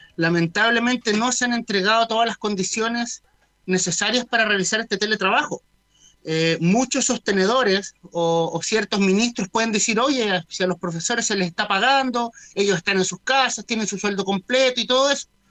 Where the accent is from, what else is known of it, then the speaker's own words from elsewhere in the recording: Chile; nosotros debemos sentirnos orgullosos como chilenos